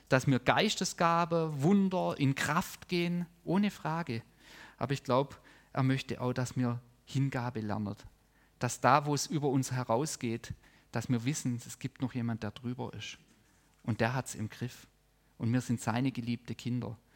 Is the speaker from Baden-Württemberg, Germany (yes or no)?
yes; Baden-Württemberg, Germany; das muss ich als Schwabe auch lernen